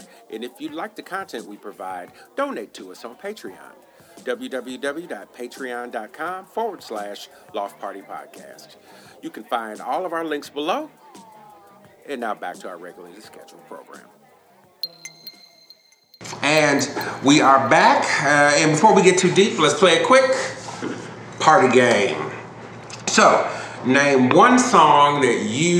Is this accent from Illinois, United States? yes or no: yes; Chicago, Illinois, United States; where I am from, being a Chicagoan